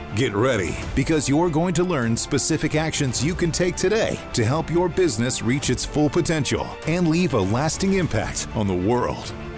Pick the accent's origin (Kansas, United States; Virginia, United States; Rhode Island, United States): Virginia, United States; I grew up in Virginia